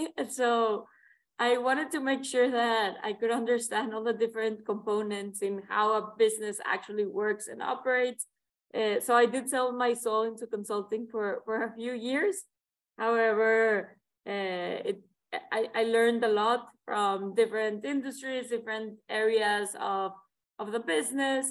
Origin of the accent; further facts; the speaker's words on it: Monterrey, Nuevo León, Mexico; moved away as an adult; I was born and raised in Monterrey, Mexico